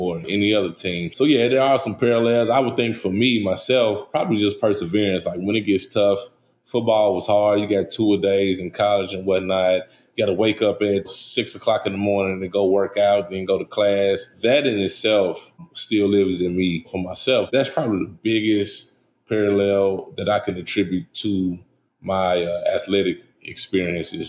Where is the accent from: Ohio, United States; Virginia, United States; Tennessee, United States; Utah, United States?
Tennessee, United States; Nashville; EJ and I grew up in East Nashville